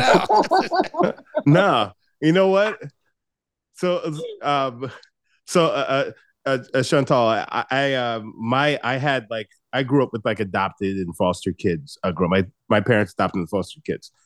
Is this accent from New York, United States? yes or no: yes; Long Island, New York, United States; I grew up on Long Island. So I grew up in the suburbs